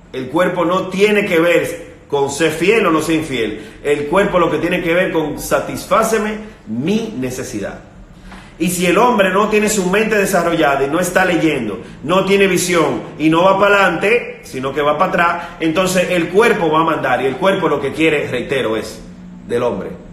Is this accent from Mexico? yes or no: no; Dominican Republic; En mi país, por ejemplo, eh, hay un sitio que se llama Punta Cana